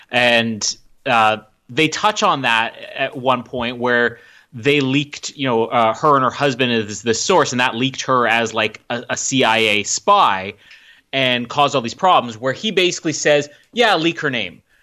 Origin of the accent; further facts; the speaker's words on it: Canada; I'm Canadian.